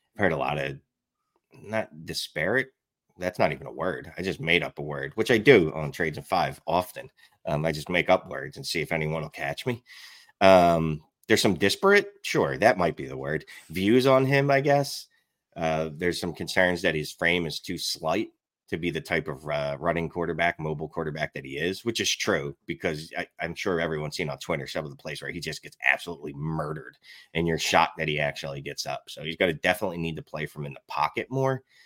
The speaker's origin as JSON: {"language": "English", "town": "Philadelphia", "region": "Pennsylvania", "country": "United States", "tie": "born or raised there", "accent": "Philly", "said": "I'm from Philly, like, I'm, I'm born and bred, like, my, my accent, I can't get rid of it"}